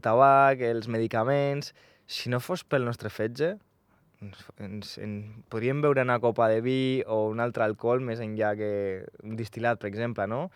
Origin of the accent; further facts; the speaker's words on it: Andorra; Jo vaig néixer aquí a Andorra